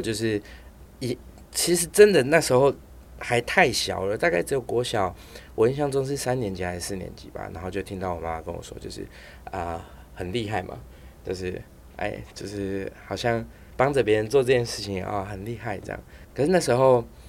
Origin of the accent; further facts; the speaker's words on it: Taiwan; also born or lived in Taipei; 我是眷村长大的小孩